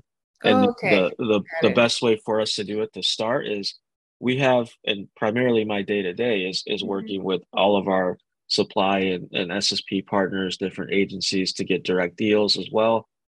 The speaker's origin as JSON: {"language": "English", "town": "Grand Rapids", "region": "Michigan", "country": "United States", "tie": "born or raised there", "said": "born and raised in Grand Rapids, Michigan"}